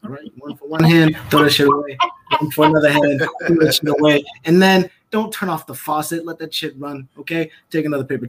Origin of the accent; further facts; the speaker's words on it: Connecticut, United States; now in California, United States; I'm actually from California. I grew up in Connecticut, and now I'm back in Cali.